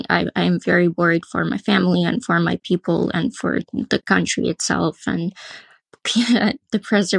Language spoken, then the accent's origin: English; Kharkiv, Kharkiv Oblast, Ukraine; Well, I'm Ukrainian myself. I'm from Kharkiv, which was absolutely destroyed. Family is still there